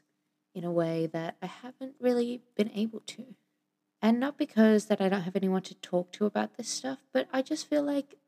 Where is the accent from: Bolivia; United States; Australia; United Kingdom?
Australia; Sydney, New South Wales; also born or lived in Venezuela; now in Melbourne, Australia; have been living in Sydney until I moved out to Melbourne